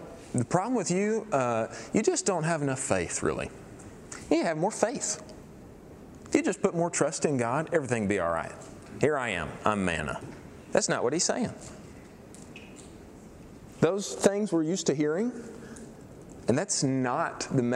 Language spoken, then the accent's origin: English; East Texas, United States; We're deep East Texas